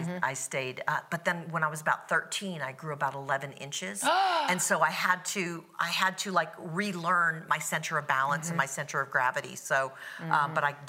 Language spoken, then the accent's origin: English; Hawaii, United States; now in Florida, United States; Well, I grew up in Hawaii